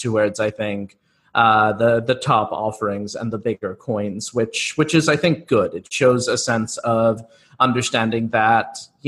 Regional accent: United States; both my co-founder and I grew up in the US.

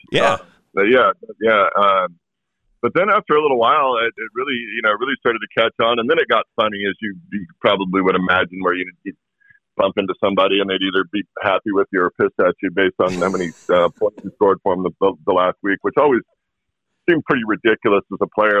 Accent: Walla Walla, Washington, United States; moved away; also born or lived in New England; my hometown is growing some of the best wine grapes in the world.

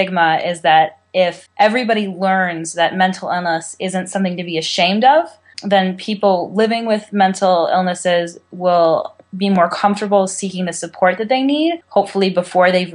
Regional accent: California, United States; I'm from California.

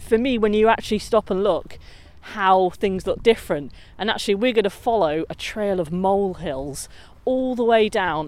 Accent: Hadfield, East Midlands, United Kingdom; I'm from Hadfield

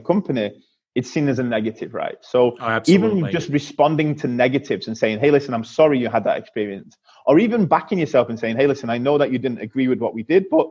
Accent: Manchester, North West England, United Kingdom; my hometown in Manchester in the UK

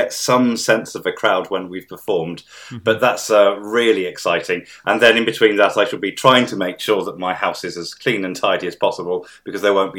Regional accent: Midlands, United Kingdom; But of course, I grew up in the Midlands

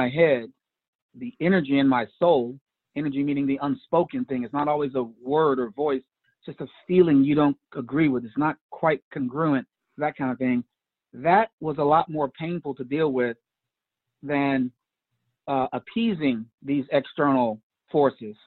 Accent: Chicago, Illinois, United States; I was raised on the South Side of Chicago

